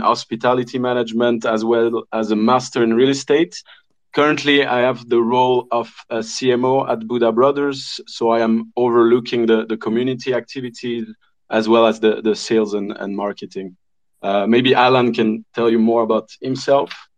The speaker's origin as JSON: {"language": "English", "area": "French part of Switzerland", "region": "Romandy", "country": "Switzerland", "said": "I am French. I'm from the French part of Switzerland, like, like the rest of the team"}